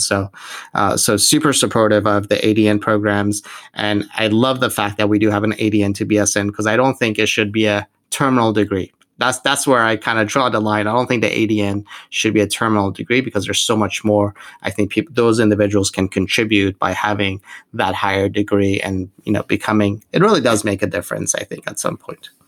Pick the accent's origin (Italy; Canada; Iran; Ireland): Iran; moved away; I'm originally from from Iran